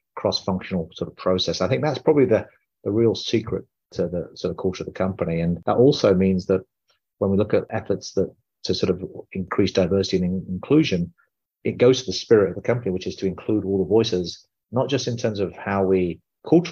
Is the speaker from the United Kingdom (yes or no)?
yes; United Kingdom; now in United States; I'm an Indian man born in the UK, living in America